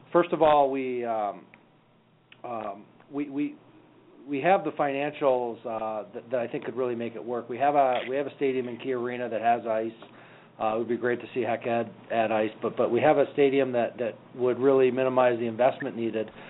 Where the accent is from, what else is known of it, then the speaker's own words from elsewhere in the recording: Wisconsin, United States; I came from Wisconsin, where um, where we packed eighteen thousand in for for to watch the Wisconsin Badgers on a regular basis